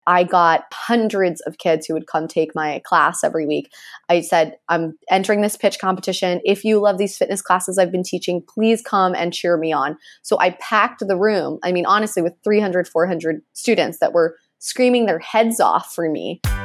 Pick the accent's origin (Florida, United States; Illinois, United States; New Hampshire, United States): Florida, United States; Miami; growing up in Miami